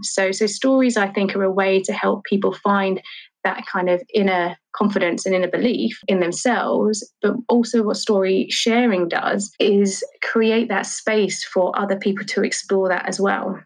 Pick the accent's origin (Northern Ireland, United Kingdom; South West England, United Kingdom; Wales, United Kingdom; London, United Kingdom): London, United Kingdom; I grew up in Charlton